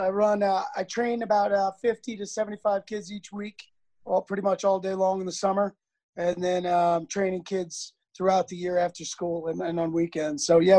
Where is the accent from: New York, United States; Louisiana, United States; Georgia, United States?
New York, United States; Long Island; Well, I'm a New Yorker, and I'm a Long Island guy.